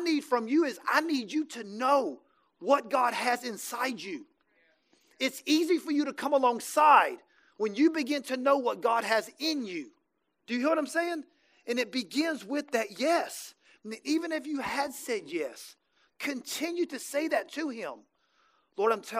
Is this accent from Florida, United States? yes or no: yes; Jacksonville, Florida, United States; also born or lived in Birmingham; now in Tampa, United States; I'm from Jacksonville